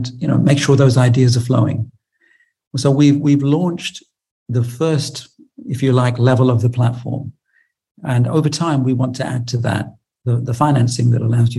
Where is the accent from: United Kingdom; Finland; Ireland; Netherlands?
United Kingdom; I'm British